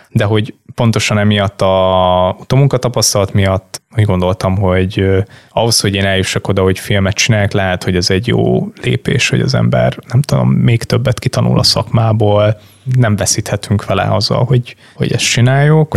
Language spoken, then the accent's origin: Hungarian; Hungary; nem pestiként, hanem egy Balaton mellett élő vidéki kisfiúként